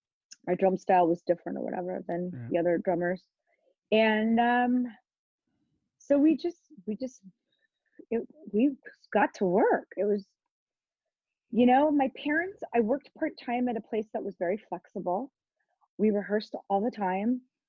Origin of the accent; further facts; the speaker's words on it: Los Angeles, California, United States; I grew up in the Valley, nice Jewish girl from the Valley.